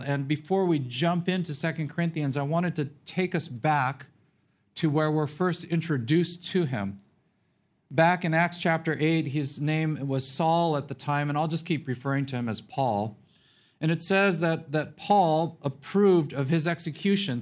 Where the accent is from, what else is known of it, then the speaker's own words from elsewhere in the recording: Los Angeles, California, United States; moved away as an adult; now in Phoenix, United States; I was born and raised in Los Angeles